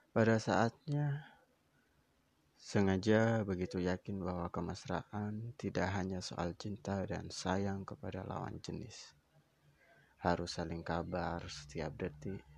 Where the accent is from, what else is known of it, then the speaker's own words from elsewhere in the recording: Java, Indonesia; Kebetulan aku berasal dari Jawa. Di Jawa Timur itu ada istilah panggilan yang sering sekali digunakan.